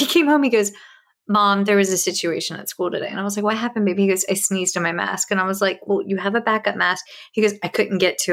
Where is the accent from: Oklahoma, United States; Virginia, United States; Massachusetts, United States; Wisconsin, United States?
Virginia, United States; my people from the foothills of the Blue Ridge Mountains in Virginia